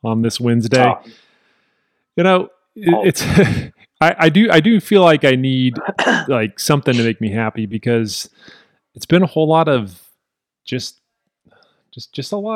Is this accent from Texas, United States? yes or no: yes; Texas, United States; just being a Texan